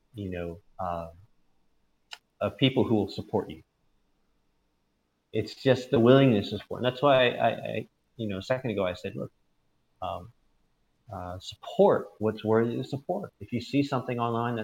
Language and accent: English; United States; when we were growing up in the States